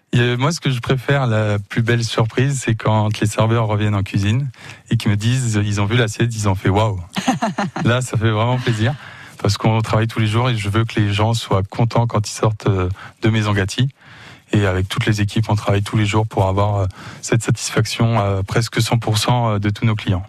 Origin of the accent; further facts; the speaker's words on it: Le Mans, Pays de la Loire, France; also born or lived in Canada; je suis revenu sur ma ville natale. Je suis natif du Mans